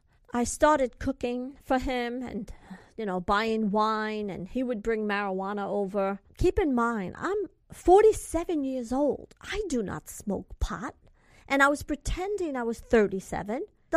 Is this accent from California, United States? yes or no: yes; California, United States; I'm from California, and I don't know where this is and that is.